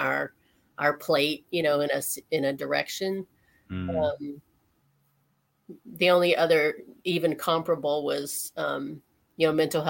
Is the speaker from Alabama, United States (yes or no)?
yes; Alabama, United States; moved away as an adult; also born or lived in Ohio; I grew up in Alabama. I moved from there after my undergrad and went to Ohio